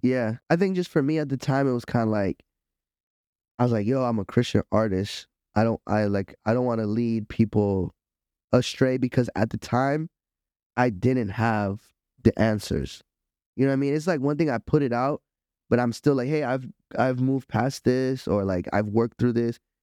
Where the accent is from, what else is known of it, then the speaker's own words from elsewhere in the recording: Miami, Florida, United States; I'm from Miami